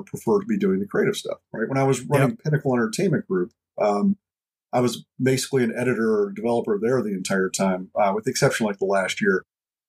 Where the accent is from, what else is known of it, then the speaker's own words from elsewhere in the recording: United States; I'm the American